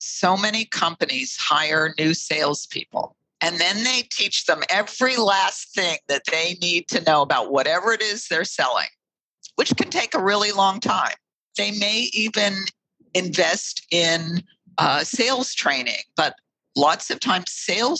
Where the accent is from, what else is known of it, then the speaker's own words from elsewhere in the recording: Pittsburgh, Pennsylvania, United States; I grew up in Pittsburgh, Pennsylvania.